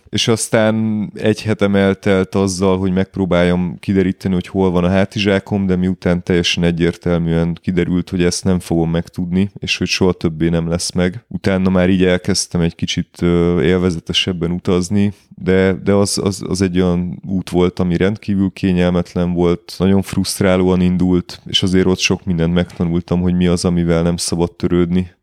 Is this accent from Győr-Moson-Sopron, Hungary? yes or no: no; Budapest, Hungary; én budapesti vagyok. Budapesten élek